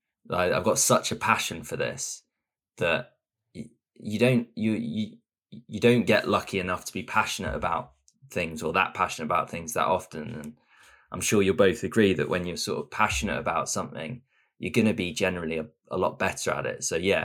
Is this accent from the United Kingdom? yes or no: yes; England, United Kingdom; now in Östersund, Sweden; then you get a sort of reputation as the English people, or those two sort of strange, short English blokes.